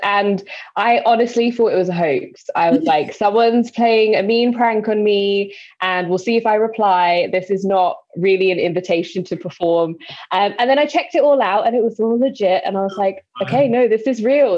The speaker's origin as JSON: {"language": "English", "region": "London", "country": "United Kingdom", "tie": "born or raised there", "said": "So I'm from East London, born and raised. I have moved to West London since"}